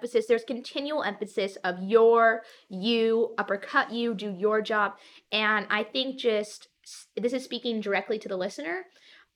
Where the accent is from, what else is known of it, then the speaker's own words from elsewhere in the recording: Chicago suburbs, Illinois, United States; moved away as an adult; now in Indiana, United States; growing up in Chicago... Well, first off, I would like to note that I didn't grow up directly in the city